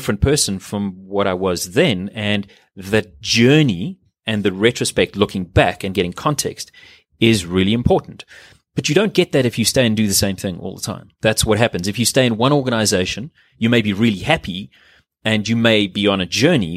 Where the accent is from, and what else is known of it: South Africa